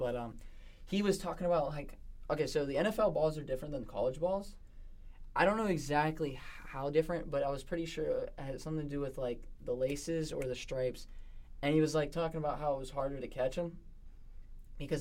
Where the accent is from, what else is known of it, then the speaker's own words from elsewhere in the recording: Pittsburgh, Pennsylvania, United States; we're two from Pittsburgh. You know, like in the area, somewhat in the area